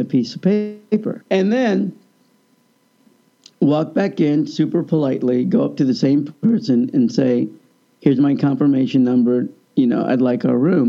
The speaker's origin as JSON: {"language": "English", "region": "Kansas", "country": "United States", "tie": "born or raised there", "also_born_or_lived": "Austin, Texas", "moved": "yes", "said": "I grew up in Kansas."}